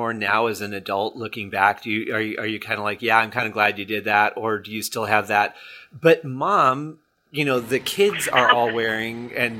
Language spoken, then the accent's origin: English; Detroit, Michigan, United States; moved away; also born or lived in Colorado Springs, Colorado; when I was growing up in Detroit, of course, the language and the dialect was a little bit different than it was when I moved to Colorado Springs.